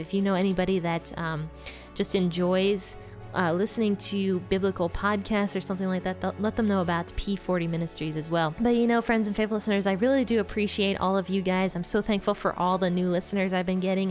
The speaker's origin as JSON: {"language": "English", "region": "Ohio", "country": "United States", "said": "my home state, Ohio"}